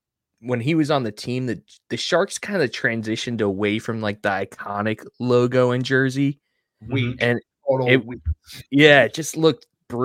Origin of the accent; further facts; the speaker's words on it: Long Island, New York, United States; Like, first of all, I grew up on Long Island